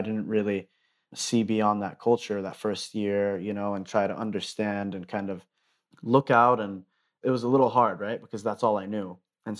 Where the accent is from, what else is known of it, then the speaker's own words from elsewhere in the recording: Dubai, United Arab Emirates; also born or lived in Denver, United States; I was born in Denver, Colorado. I lived there until probably I was in the fourth grade, moved to Dubai, the United Arab Emirates. And so I was there until I graduated high school.